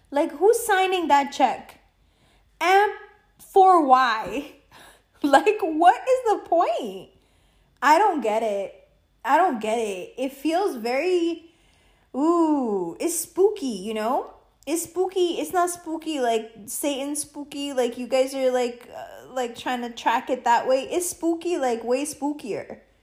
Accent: United States; being an American

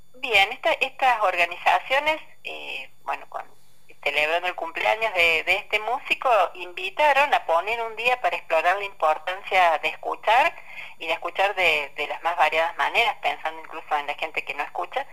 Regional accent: La Francia, Córdoba, Argentina; moved away; estoy yendo más traído a la Francia, a mi pueblo

